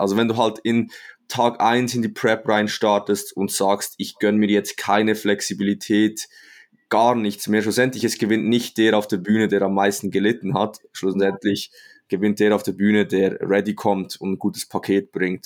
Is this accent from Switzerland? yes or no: yes; Switzerland; Ich komme aus der Schweiz, wie man wahrscheinlich unschwer ähm, hört